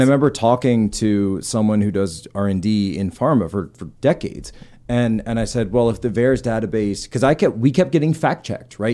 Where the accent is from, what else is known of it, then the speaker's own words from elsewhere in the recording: East Coast, United States; we're both from the East